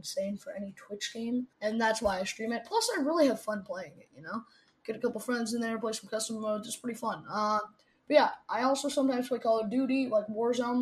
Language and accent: English; Toronto, Ontario, Canada; I am from Toronto, Canada, born and raised